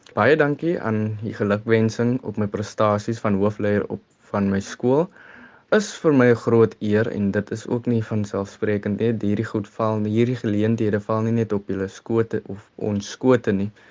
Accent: Kraaifontein, Western Cape, South Africa; ek is van Kraaifontein oorspronklik

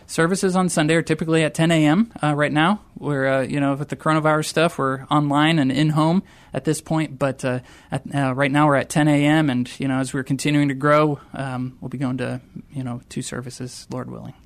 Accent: rural Wisconsin, United States; moved away; I grew up in a very small town in rural Wisconsin, eight hundred folks in my hometown

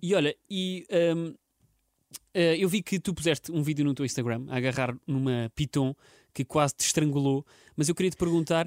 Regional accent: Portugal; nós, portugueses

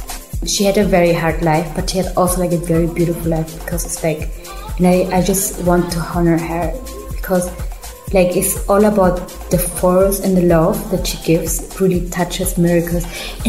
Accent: Germany; English is a second language; Like, I grew up in Germany, so I'm very rational as well, you know, like.

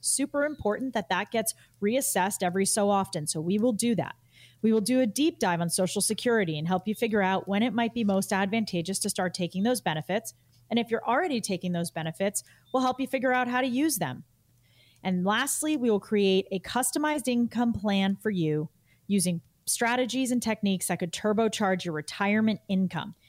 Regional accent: Massachusetts, United States; my home state of Massachusetts

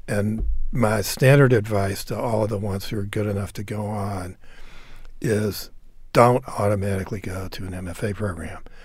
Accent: Nashville, Tennessee, United States; moved away; I grew up in Nashville too

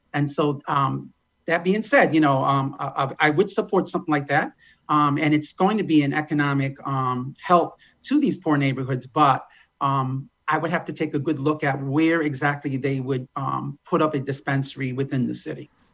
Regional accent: United States; I was born in Malakowski Circle, um, raised there for 20 years

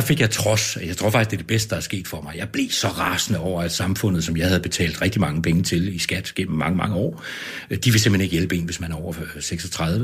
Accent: Copenhagen, Capital Region of Denmark, Denmark; moved away as an adult; also born or lived in Ribe / Vejle; now in Aalborg, Denmark; jeg er jo ikke fra Aalborg, jeg er fra København

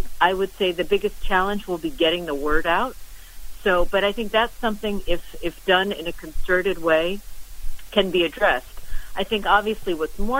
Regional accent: New Jersey, United States; I'm from New Jersey, from the state of New Jersey

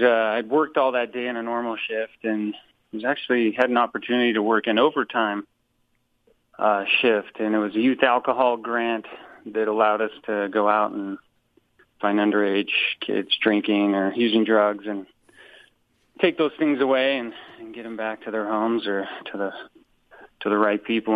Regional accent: Wasatch Front, Utah, United States; I grew up on the Wasatch Front there, you know, in Utah County

